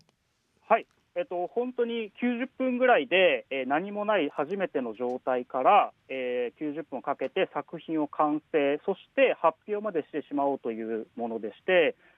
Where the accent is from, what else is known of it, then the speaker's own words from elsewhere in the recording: Matsuyama, Ehime, Japan; moved away; also born or lived in Tokyo; あの僕も松山出身なので、はい、小さい頃から俳句の世界、はい、そして句会とか、はい、あのまあ、身近に感じてきたので